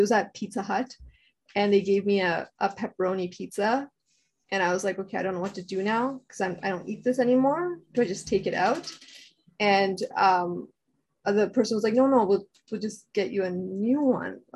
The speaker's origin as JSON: {"language": "English", "town": "Toronto", "region": "Ontario", "country": "Canada", "tie": "born or raised there", "said": "I grew up in Scarborough and in like a really multicultural area."}